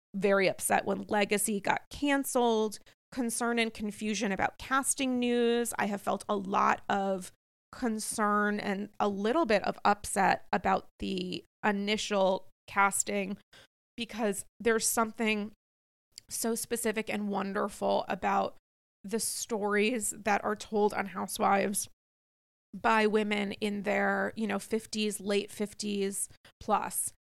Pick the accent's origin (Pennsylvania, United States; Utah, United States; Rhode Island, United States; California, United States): Rhode Island, United States; now in New York, United States; as a native Rhode Islander